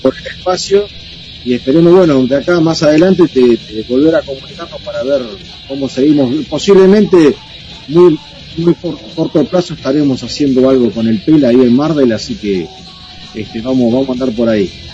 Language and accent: Spanish; Balcarce, Buenos Aires Province, Argentina; nosotros somos de Balcarce, del interior de Buenos Aires